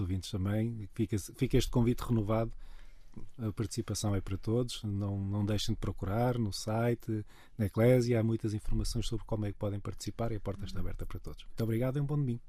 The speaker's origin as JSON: {"language": "Portuguese", "region": "Madeira", "country": "Portugal", "said": "eu sou madeirense"}